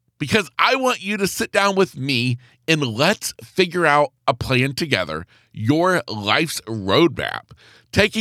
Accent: the South, United States; growing up in the South

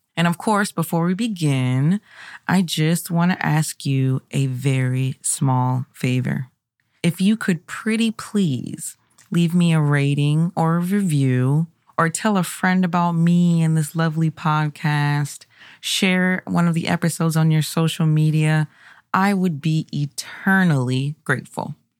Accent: Maryland, United States; my home state. Yes, Marylanders unite

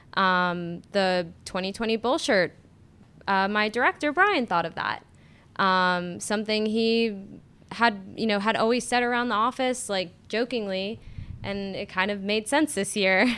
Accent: Florida, United States; moved away as an adult; now in Durham, United States; I am from Florida.

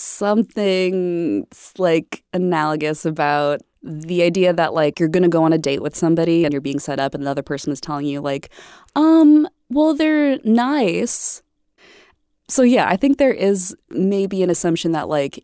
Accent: Midwest, United States; I'm from the Midwest, born and raised.

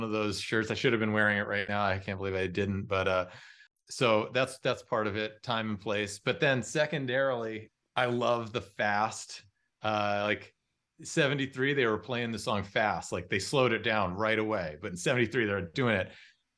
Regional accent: Los Angeles, California, United States; I'm from Los Angeles and I'm out in the desert

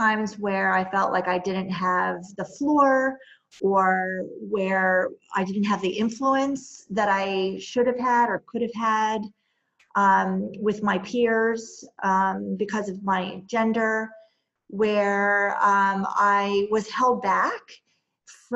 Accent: New Jersey, United States; born or raised there; moved away as an adult; also born or lived in New York City / North Carolina / Boston

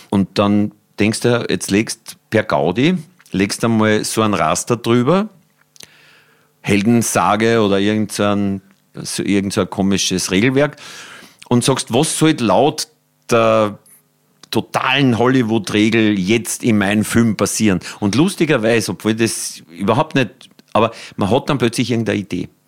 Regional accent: Upper Austria, Austria; born there; Also ich bin ja gebürtiger Oberösterreicher, aber so der, an der Grenze.

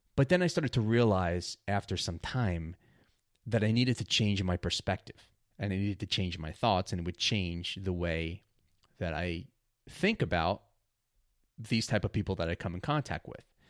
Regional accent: New York, United States; growing up in New York

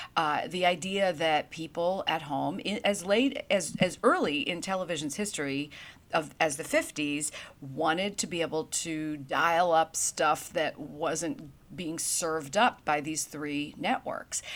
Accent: New York City, New York, United States; moved away as an adult; also born or lived in North Carolina; growing up in Brooklyn, New York, I was an aspiring journalist

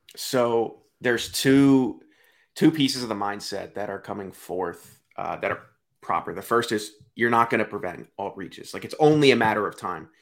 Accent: Delaware, United States; I'm from Delaware.

